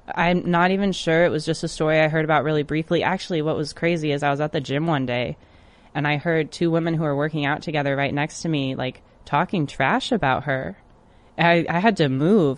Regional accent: Michigan, United States; my home state in Detroit, Michigan.

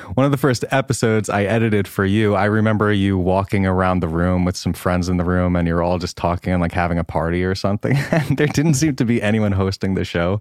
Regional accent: Great River, New York, United States; accent: Long Island; moved away as an adult; now in Los Angeles, United States; I'm thirty-two and I'm from Long Island, New York

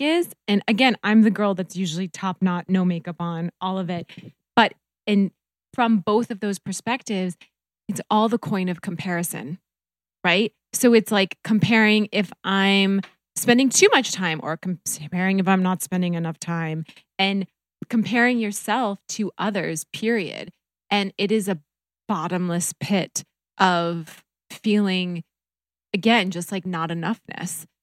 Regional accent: North Dakota, United States; moved away; also born or lived in Minnesota; I grew up in North Dakota

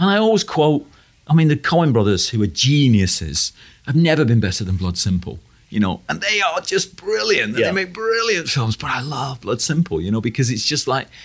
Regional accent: United Kingdom; growing up in Britain

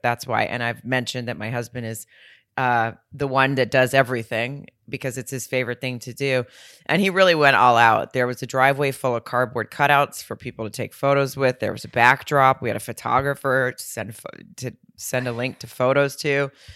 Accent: Fayetteville, Arkansas, United States; right outside of my hometown in Fayetteville

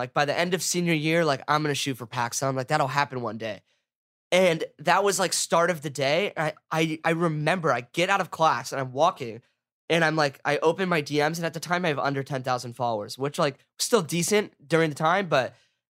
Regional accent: Laguna Beach, California, United States; I went to Laguna Beach High School. I grew up in Laguna

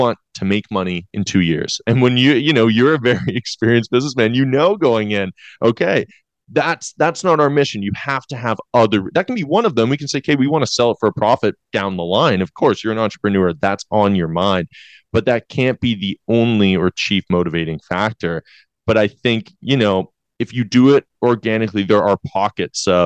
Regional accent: London, Ontario, Canada; moved away as an adult; my hometown NBL team, the London Lightning.

